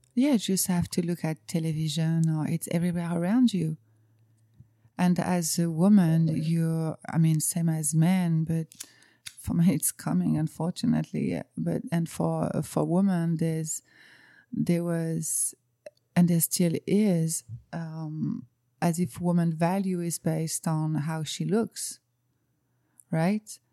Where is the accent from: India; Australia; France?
France; English is a second language; moved away as an adult; now in Cayman Islands; you can probably hear with my accent, I'm from France. I live in the Cayman Islands since four years now.